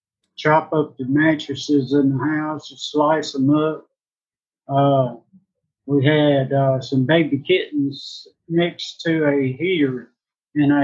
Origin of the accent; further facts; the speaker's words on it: Indianola, Mississippi, United States; I was born in 1959 in Indianola, Mississippi